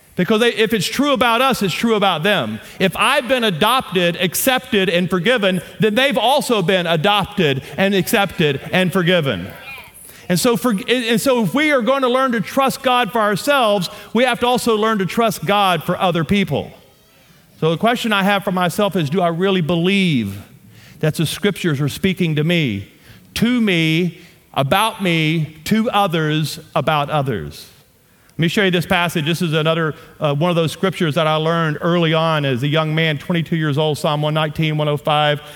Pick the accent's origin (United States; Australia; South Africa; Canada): United States; Shreveport, Louisiana; accent: southern; moved away as an adult; also born or lived in Amarillo, Texas; now in Colorado, United States; I am from Louisiana. My wife and I, born and raised in Louisiana, we now live on the front range of the Rocky Mountains